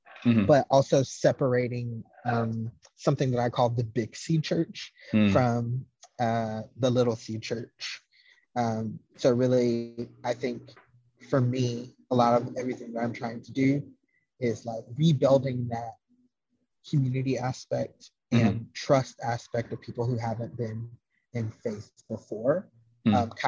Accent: the South, United States; I am from the South

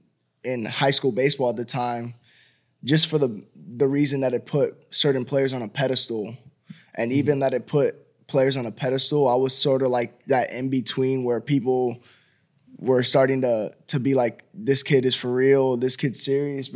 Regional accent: Miami, Florida, United States; moved away as an adult; now in Nashville, United States; having a chance to stay in my hometown

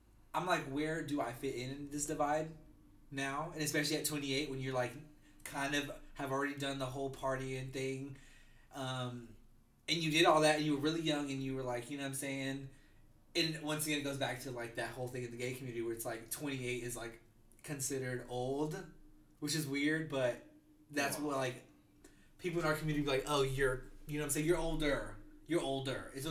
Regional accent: Asheville, North Carolina, United States; now in Greensboro, United States; I'm from Asheville, North Carolina, but I live now in Greensboro.

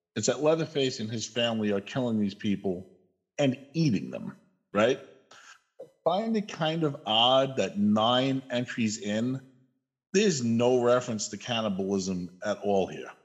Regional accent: New York, United States; moved away as an adult; now in Idaho, United States; I live in Idaho now. I come from New York, but the last eight months, nine months, I've lived in Idaho

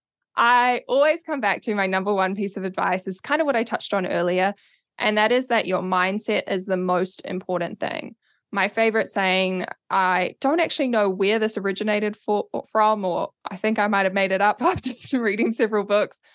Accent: Auckland, New Zealand; now in Wellington, New Zealand; I'm from Auckland originally, based in Wellington now

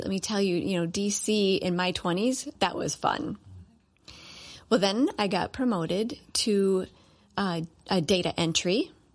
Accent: Cleveland, Ohio, United States; now in Minnesota, United States; I am from Cleveland, Ohio

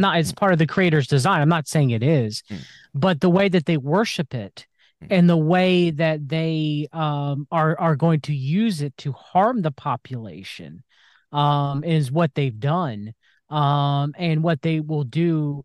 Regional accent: United States; I was born in the United States of America, was raised in a Christian household.

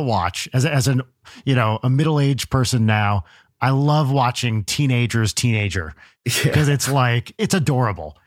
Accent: New Jersey, United States; moved away; also born or lived in Los Angeles, United States; I always said uh, remote or remote control growing up in Jersey

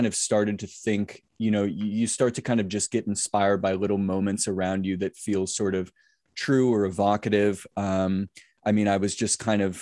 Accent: Seattle, Washington, United States; I was born and raised in Seattle

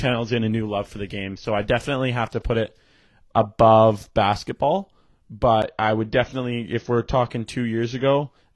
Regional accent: Canada; we're Canadian. It's kind of in our blood.

